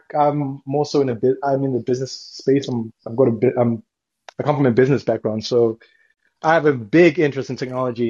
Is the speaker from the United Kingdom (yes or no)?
yes; United Kingdom; we're not actually from America. We're from the UK